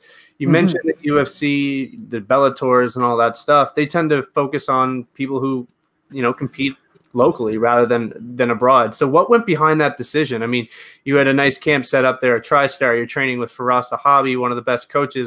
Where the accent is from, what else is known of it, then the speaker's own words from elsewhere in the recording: Nova Scotia, Canada; I'm obviously from Nova Scotia